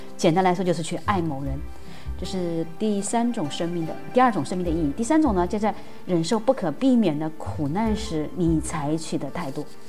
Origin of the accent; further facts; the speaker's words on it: Wuhan, Hubei, China; 湖北武汉人